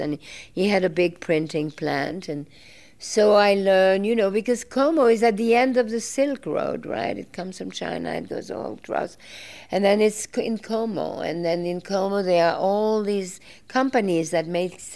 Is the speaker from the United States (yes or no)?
no; Belgium; I grew up in Belgium